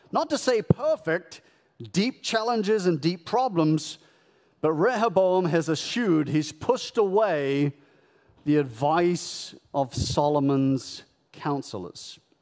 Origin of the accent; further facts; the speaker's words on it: United Kingdom; moved away as an adult; also born or lived in Canada; now in United States; I was born and raised in the United Kingdom, lived in Canada for a decade. I've been in the United States for seventeen years.